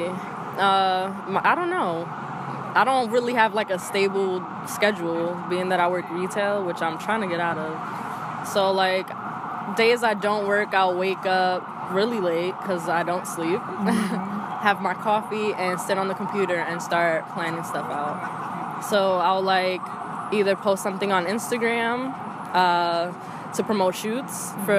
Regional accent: New York City, New York, United States; I'm from the Bronx, born and raised in the same apartment

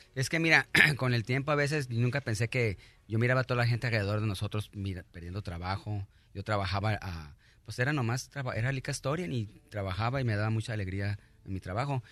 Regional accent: Mexico; now in United States; yo soy mexicano

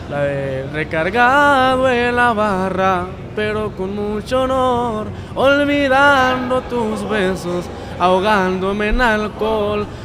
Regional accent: Santa Rosalía, Baja California Sur, Mexico; Yo vengo de Baja California Sur, Santa Rosalía.

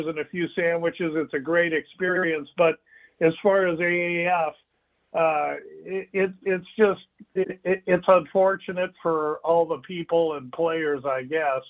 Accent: Omaha, Nebraska, United States; I grew up with it in Omaha, Nebraska, at a track called Exarban.

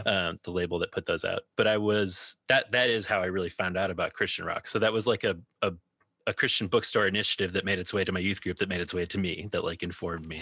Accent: Minneapolis, Minnesota, United States; now in Chicago, United States; I grew up in the Twin Cities and now live in Chicago

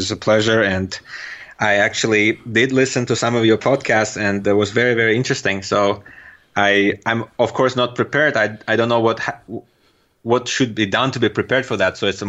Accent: Turkmenistan; accent: Turkmen; first language Russian; English is a second language; now in United States; My first language is a Russian language, and I do understand and speak Turkmen language as well. Although now living here in US for almost 10 years, I do forget, and my accent is getting terrible, the Turkmen accent.

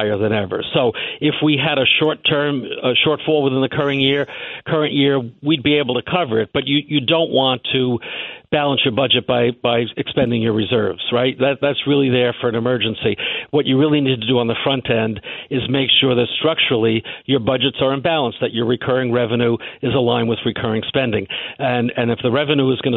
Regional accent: New York, United States; I'm born and raised in New York. I don't intend to live anywhere else

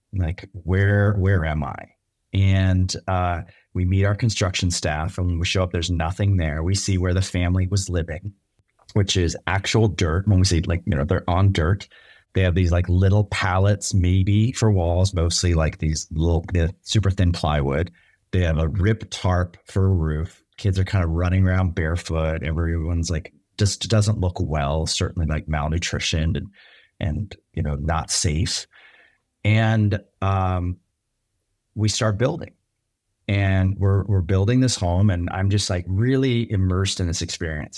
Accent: Bay Area, just outside San Francisco, California, United States; I grew up in the Bay Area, just outside San Francisco

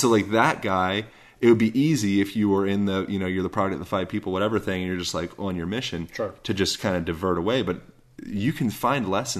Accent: Spain; English is a second language; I'm like, I'm from Spain. I promise I'm not from the United States, you know, but going into that environment where, okay, everything is so different. No one is speaking my native language.

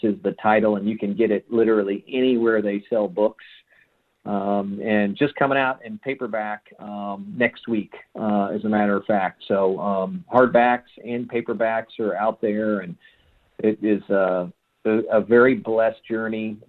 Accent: Tulsa, Oklahoma, United States; my hometown here in Tulsa

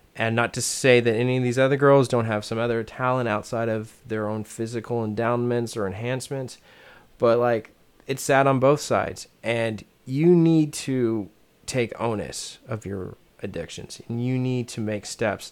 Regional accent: United States; I'm an American

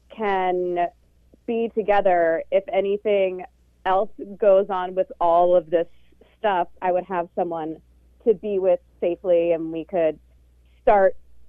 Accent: California, United States; moved away; I'm from California originally

